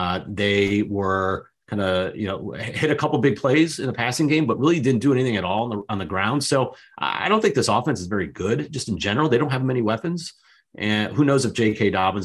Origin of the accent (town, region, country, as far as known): Cleveland, Ohio, United States; born or raised there